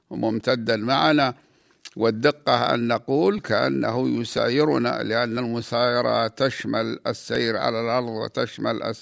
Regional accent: Al-Qassim, Saudi Arabia; فذكرت الرمل فيها بما رأيته من رمل عجيب يشبه رمل بلادنا القصيم في قلب الجزيرة العربية

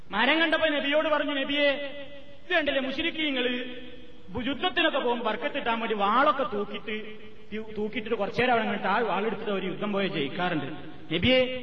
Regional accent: Palakkad district, near Koppam, Kerala, India; ഞങ്ങളുടെ നാട്ടിൽ പാലക്കാട് ജില്ലയിൽ കൊപ്പത്തടുത്ത

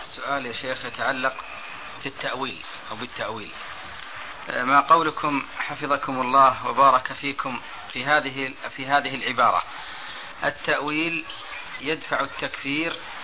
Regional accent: Saudi Arabia; عندنا في السعودية

